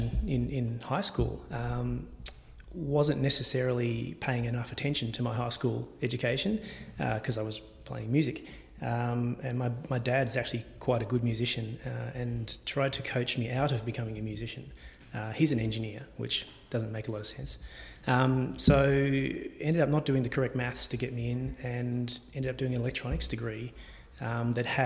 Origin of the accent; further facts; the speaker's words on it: Geelong, Victoria, Australia; Parents moved to Geelong when I was 6 months old, so... We grew up in Grovedale